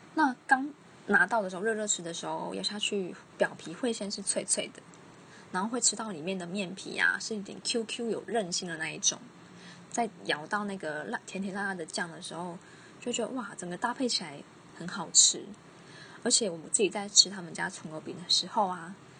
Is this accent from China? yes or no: no; southern Taiwan, Taiwan; 我们南部人